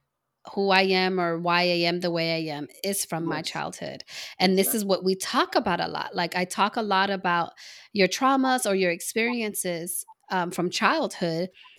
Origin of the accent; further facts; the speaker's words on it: Los Angeles, California, United States; also born or lived in New Jersey; I grew up in North Hollywood on Tierra Street, where, you know, the North Hollywood gangs were across the street. Literally, I can look out my window and see those guys.